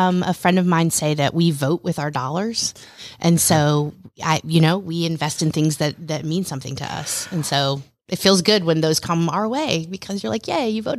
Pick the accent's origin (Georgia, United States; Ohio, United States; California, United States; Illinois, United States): Georgia, United States; Roswell; I grew up in Roswell, a little north of Atlanta, mm-hmm. and it's a beautiful place to live.